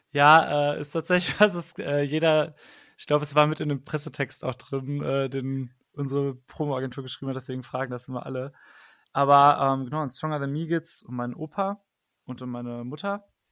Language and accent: German; Paderborn, North Rhine-Westphalia, Germany; moved away as an adult; now in Cologne, Germany; Ich komme nämlich eigentlich aus Paderborn gebürtig, aber wohne schon seit zehn Jahren in Köln.